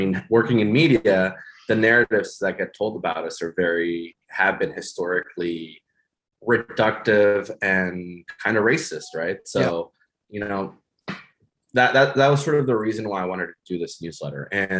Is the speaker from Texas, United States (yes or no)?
yes; Hidalgo, Texas, United States; moved away as an adult; also born or lived in East Coast; I feel like I grew up in South Texas in the Rio Grande Valley in McAllen, you know, well, in Hidalgo, Texas. I say McAllen because it's the bigger city, but really it's Hidalgo. But my point being is growing up in the border